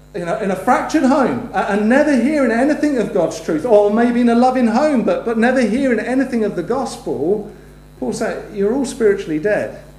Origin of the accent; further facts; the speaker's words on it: United Kingdom; we're both British citizens